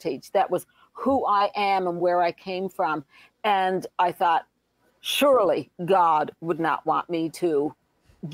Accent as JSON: {"language": "English", "region": "Newfoundland and Labrador", "country": "Canada", "moved": "yes", "said": "I'm from Newfoundland, and in Newfoundland, we have lots of jigs and reels and rollicking type of music"}